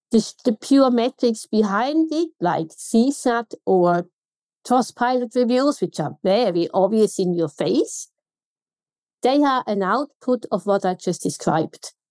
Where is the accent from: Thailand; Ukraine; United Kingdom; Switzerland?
Switzerland; accent: Swiss German; I have an accent and I know in Switzerland my accent is quite neutral in Swiss German.